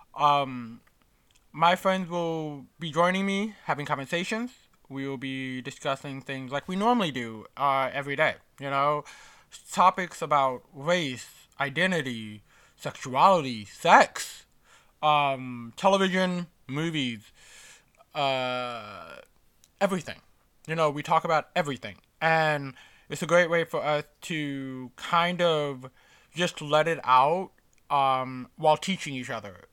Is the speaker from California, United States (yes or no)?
no; New York City, New York, United States; as a New Yorker